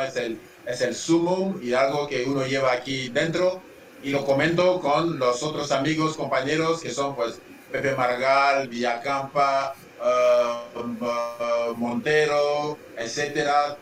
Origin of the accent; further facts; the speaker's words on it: Central African Republic; moved away as an adult; also born or lived in United States / Ferrol, Spain; yo salí de la República Centroafricana para ir a estudiar a Estados Unidos